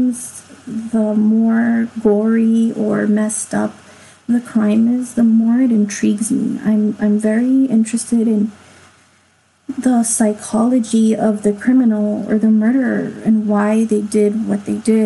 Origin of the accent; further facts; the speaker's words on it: Los Angeles, California, United States; it was in my hometown. I'm from